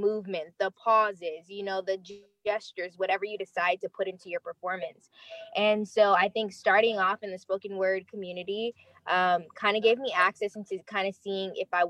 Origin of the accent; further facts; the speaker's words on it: Los Angeles, California, United States; I am originally born and raised in Los Angeles, California. I'm a Navy veteran, so I did travel a bit and live in a couple different places.